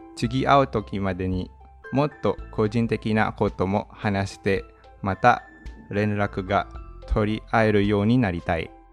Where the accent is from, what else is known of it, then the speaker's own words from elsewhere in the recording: Manila, Metro Manila, Philippines; Japanese is a second language; 出身はフィリピンのマニラで首都です。